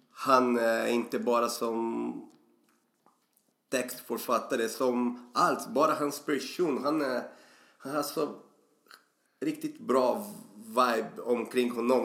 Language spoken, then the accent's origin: Swedish; Brazil; Swedish is a second language; moved away as an adult; now in Sweden; jag har flyttat hit till Sverige från Brasilien 2004